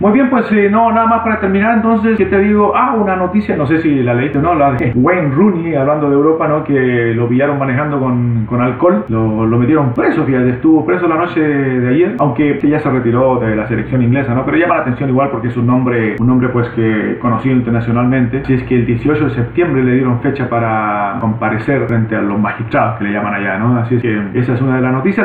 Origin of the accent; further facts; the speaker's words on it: Chile; como chileno